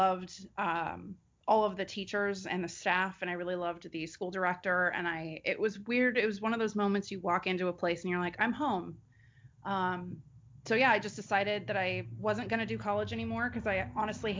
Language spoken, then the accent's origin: English; Bay Area, California, United States; also born or lived in Nevada / Los Angeles; I went to a performing arts high school in the Bay Area where I grew up. So I'm born and raised in California